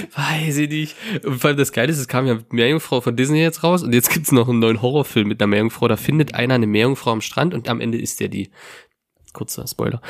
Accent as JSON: {"language": "German", "region": "Lusatia", "country": "Germany", "tie": "born or raised there", "said": "in meiner Heimat, tatsächlich, in meinem Dorf"}